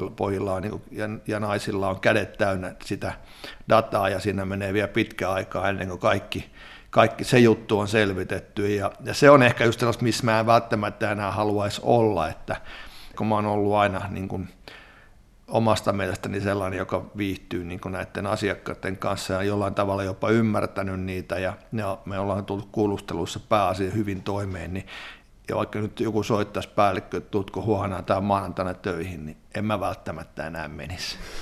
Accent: Riihimäki, Kanta-Häme, Finland; olen täältä kotoisin

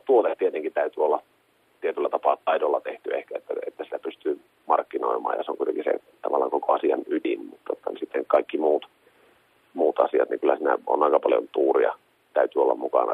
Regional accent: Kemi, Lapland, Finland

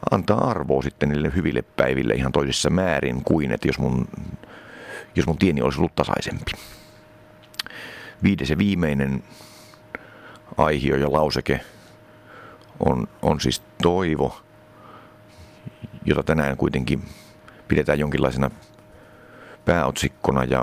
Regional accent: Finland; also born or lived in East Germany; mä synnyin DDRssä, josta muutettiin tänne Suomeen. Mä oon siis suomalaisista vanhemmista kuitenkin. Siinä vaiheessa, kun mä olin aika tarkkaan kolme vanha.

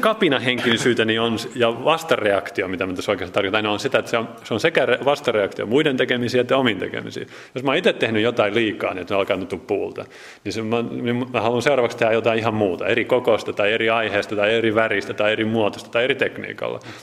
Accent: Jyväskylä, Central Finland, Finland; also born or lived in Nurmijärvi / Helsinki / Sweden; now in Salo, Finland; olen alun perin Jyväskyläläinen

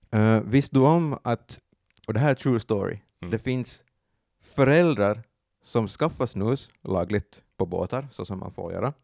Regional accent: Finland; vi är finnar

